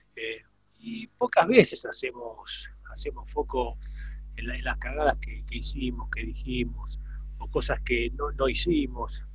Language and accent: Spanish; Villa Domínico, Buenos Aires Province, Argentina; also born or lived in Parque Patricios, Buenos Aires / Wilde; yo nací en Parque Patricio. mi viejo, mi viejo era policía de la Federal, entonces nací en el Parque, en el, en el Hospital Churruca. Parque Patricio. Apenas nací, ya estábamos ellos viviendo en Villa Domínico, así que soy, soy porteño por cinco minutos nada más